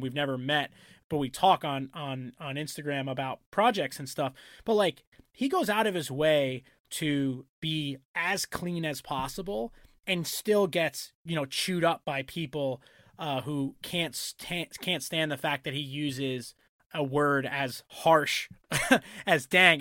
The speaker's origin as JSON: {"language": "English", "region": "New York and Long Island", "country": "United States", "tie": "born or raised there", "said": "growing up in New York and Long Island"}